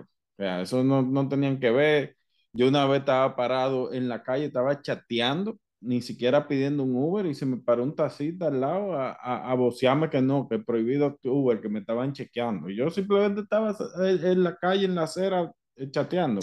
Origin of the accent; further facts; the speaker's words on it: Dominican Republic; yo soy dominicano